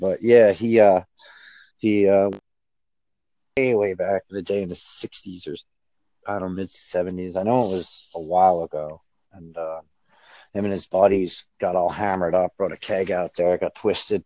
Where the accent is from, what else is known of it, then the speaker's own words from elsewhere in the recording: Livingston, New York, United States; I'm from New York, originally from Livingston, which is a area, suburbs, actually it's rural, but moved into the city for a while